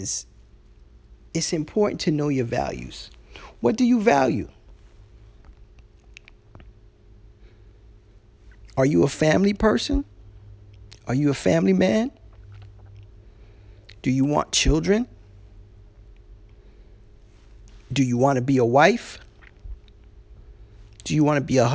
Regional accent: New York, United States; I remember as a little boy, you know, growing up in New York

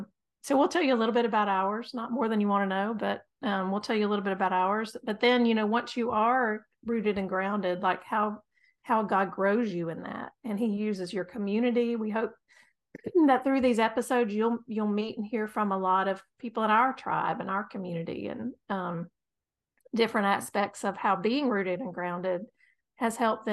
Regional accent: North Carolina, United States; We are from North Carolina, and we're proud of it. We're proud Tar Heel.

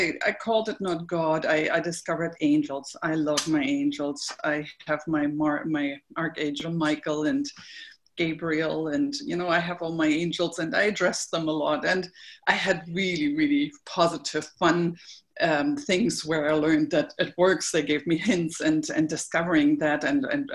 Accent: Berlin, Germany; I grew up in Berlin, as I mentioned, and I was sent to church.

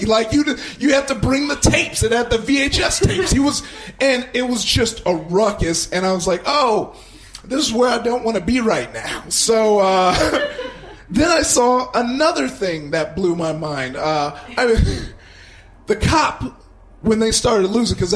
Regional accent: Compton, California, United States; I grew up in Compton, and neighboring Compton was Watts

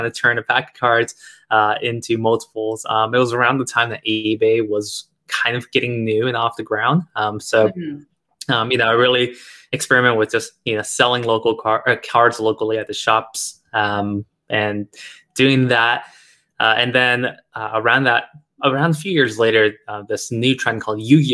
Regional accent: United States; also born or lived in China; years and years of growing up and living in America

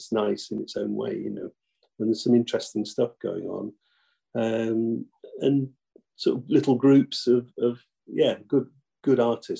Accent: Nottingham, East Midlands, United Kingdom; Near Nottingham.

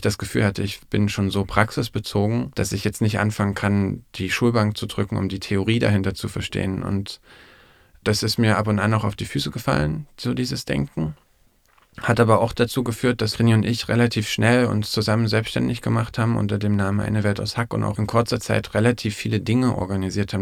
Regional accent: Erfurt, Thuringia, Germany; in Erfurt, wo ich herkomme

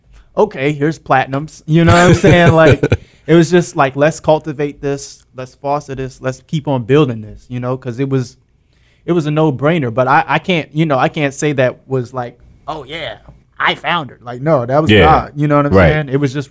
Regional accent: Maryland, United States; But I'm from Maryland. But, you know, we kind of say we're based out of the DMV, so.

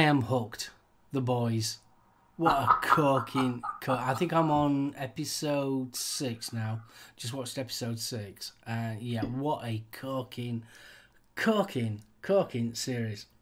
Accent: United Kingdom; We, here in the UK

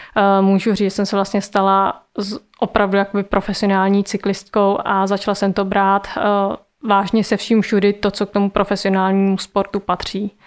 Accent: Brandýs, Czechia; jsme měli v Brandýse, odkud pocházím

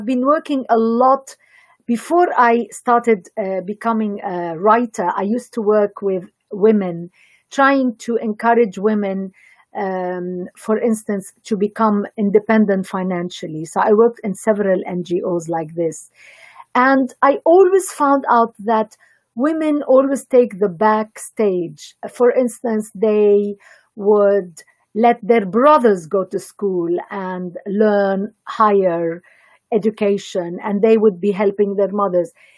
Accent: Lebanon; I come from Lebanon

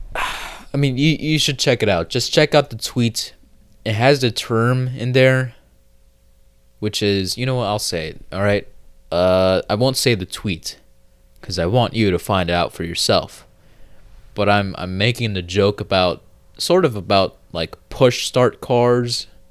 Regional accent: United States; I'm American

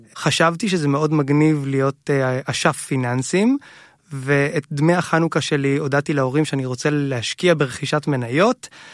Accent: Hod HaSharon, Central District, Israel; גדלנו בהוד השרון

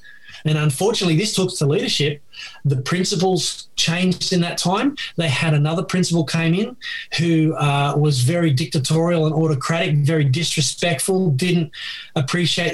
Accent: Sydney, New South Wales, Australia; I was born in Bankstown Hospital

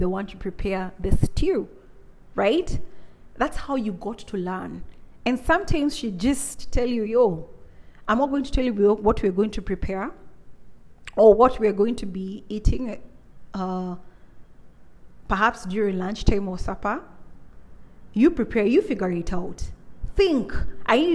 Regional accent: Kenya; Being born and raised in Africa, more so in my Kikuyu African, in my Kikuyu culture

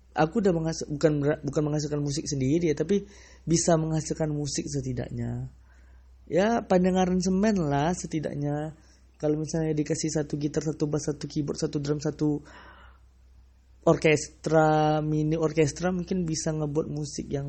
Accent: Sumatra, Indonesia; aku orang Sumatera sih tapi ya entah entah kenapa menurut aku tuh ya lebih baik bangga dengan uh, dialek atau aksen dari daerah kita masing-masing

